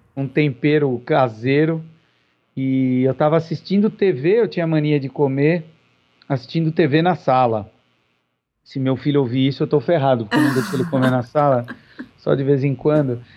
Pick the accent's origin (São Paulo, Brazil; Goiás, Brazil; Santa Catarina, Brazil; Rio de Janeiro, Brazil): São Paulo, Brazil; now in Curitiba, Brazil; eu moro em Curitiba perto de 22 anos, eh, nasci em São Paulo